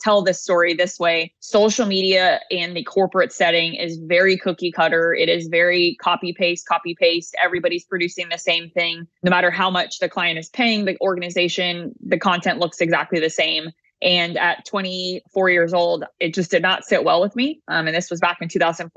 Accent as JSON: {"language": "English", "region": "Southern California", "country": "United States", "also_born_or_lived": "New Jersey", "moved": "as an adult", "said": "I came from Southern California, actually swam on scholarship for Rutgers. So it was a big move going from Southern California to Rutgers."}